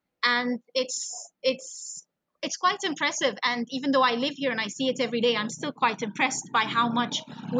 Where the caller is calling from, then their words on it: Cairo, Cairo Governorate, Egypt; So I'm calling from Cairo, Egypt, and our flat is right by the Nile.